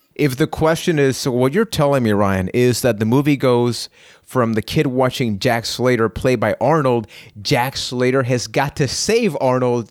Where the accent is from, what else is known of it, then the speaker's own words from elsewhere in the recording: Puerto Rico; I am from Puerto Rico.